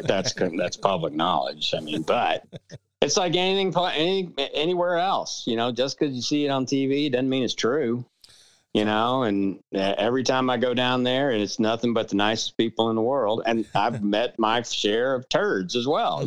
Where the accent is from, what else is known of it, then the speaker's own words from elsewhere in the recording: New Orleans, Louisiana, United States; now in Austin, United States; I, I grew up in New Orleans